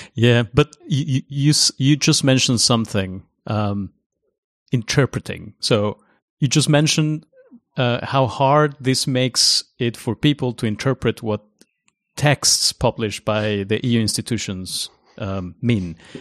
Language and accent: English; Mexico; first language Spanish; English is a second language; moved away; my mother tongue, I mean, of course, mine comes from Mexico